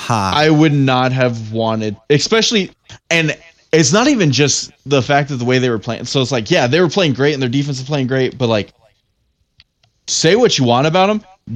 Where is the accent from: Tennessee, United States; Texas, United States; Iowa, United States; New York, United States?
Tennessee, United States; I was born in Tennessee